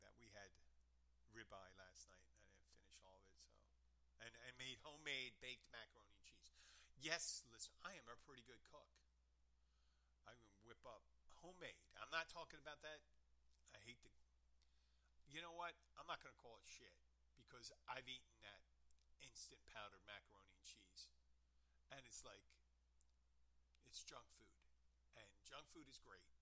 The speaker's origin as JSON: {"language": "English", "region": "Pennsylvania", "country": "United States", "said": "I'm from Pennsylvania"}